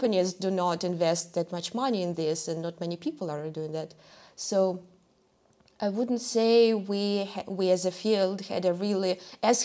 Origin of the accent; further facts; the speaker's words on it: Russia; now in Germany; my home country. So I come from Russia